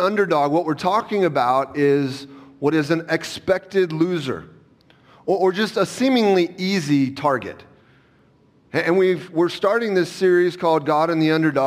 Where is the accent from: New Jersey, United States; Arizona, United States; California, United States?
California, United States; Southern; moved away; I grew up in Southern California